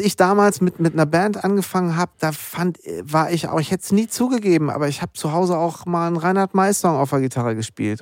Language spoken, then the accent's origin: German; Münster, North Rhine-Westphalia, Germany; zwischen meiner Heimat Münster und Berlin bin